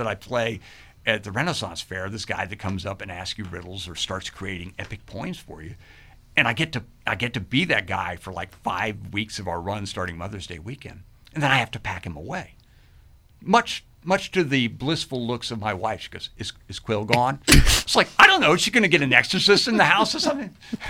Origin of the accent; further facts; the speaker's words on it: Fredericksburg, United States; And actually, that's how I really talk, because I'm from Fredericksburg.